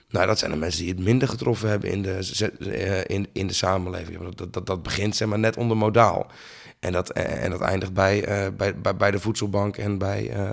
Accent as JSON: {"language": "Dutch", "town": "Bleskensgraaf", "region": "South Holland", "country": "Netherlands", "tie": "born or raised there", "also_born_or_lived": "Sliedrecht", "said": "ik ben geboren in Sliedrecht in het ziekenhuis. Opgegroeid in Bleskensgraaf"}